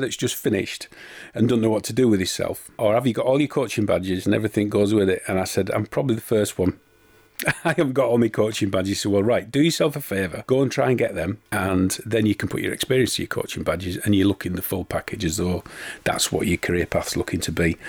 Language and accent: English; York, Yorkshire and the Humber, United Kingdom; Been growing up in York in the 70s